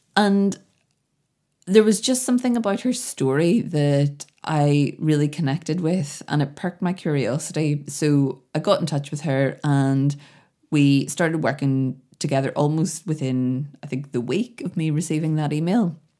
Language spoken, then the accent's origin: English; Belfast, Northern Ireland, United Kingdom; I'm from Belfast